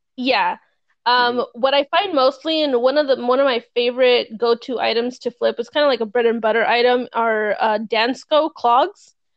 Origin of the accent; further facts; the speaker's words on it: California, United States; moved away; I'm from California, I used to live there